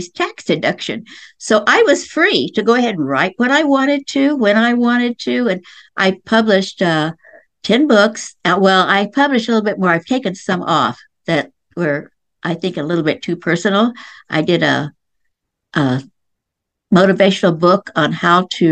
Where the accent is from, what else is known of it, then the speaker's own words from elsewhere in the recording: Lawton, Oklahoma, United States; I was born and raised in Lawton, Oklahoma, which is right outside the Fort Sill Indian Reservation